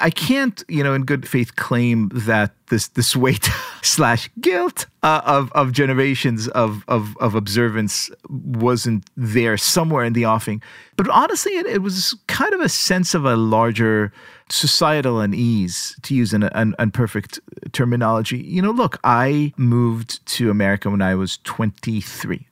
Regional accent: Israel; moved away; growing up in Israel, the societal parameters, God bless them, are Jewish, right?

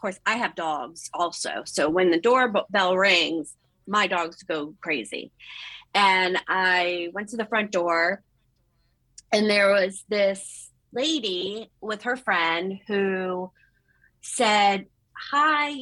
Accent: Oakton, Virginia, United States; also born or lived in Ashburn, Virginia / Leesburg, Virginia; I was brought up in Northern Virginia. I grew up in Oakton.

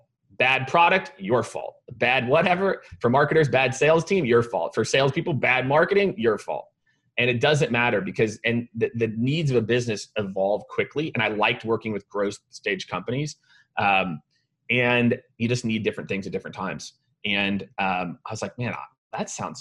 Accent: Kansas City, Missouri, United States; also born or lived in Primghar, Iowa / Nebraska; now in Austin, United States; I grew up in Kansas City, right? So you know, we're a barbecue city. Now I live in Austin, Texas

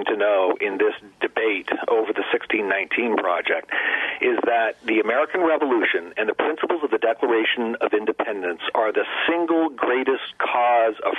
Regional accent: Ontario, Canada; now in United States; I was born and raised in Ontario, Canada

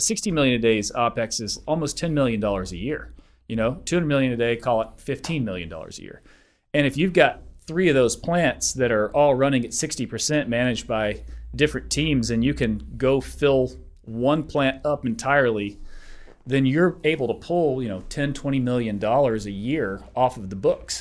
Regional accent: Denver, Colorado, United States; I'm from Denver.

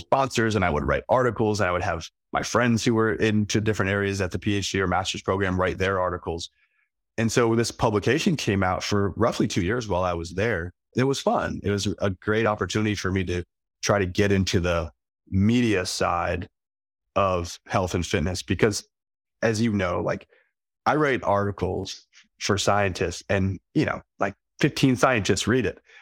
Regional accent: Philadelphia, Pennsylvania, United States; moved away as an adult; also born or lived in upstate New York / South Dakota; I grew up in Philly

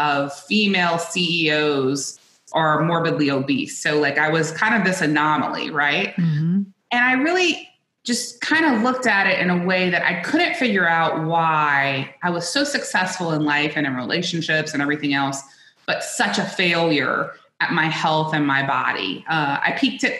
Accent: South Louisiana, United States; I grew up in South Louisiana

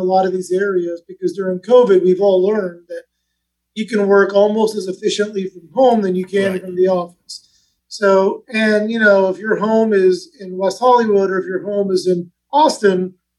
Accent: Iran; also born or lived in Manchester, England; I mean, I was born in England, but we're from Iran. We lived in, I lived in Iran for 5 years.

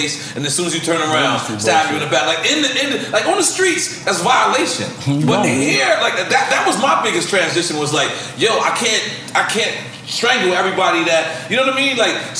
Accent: Queens, New York, United States; Like, and I'm talking about, I'm from Queens. So I know her story on her own.

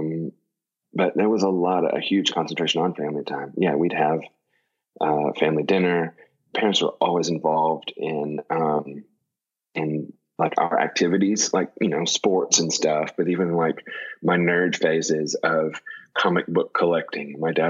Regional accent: Kingston Springs, Tennessee, United States; growing up, we lived in Kingston Springs, Tennessee, which is about, I don't know, with traffic now, 20, 30 minutes outside of Nashville

